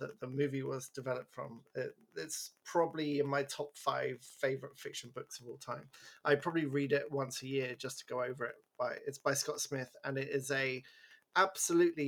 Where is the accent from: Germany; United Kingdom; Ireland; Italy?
United Kingdom; England; I'm English